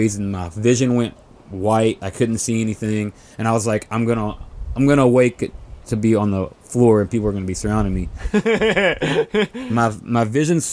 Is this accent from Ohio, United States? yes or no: no; West Virginia, United States; I tell people I'm from West Virginia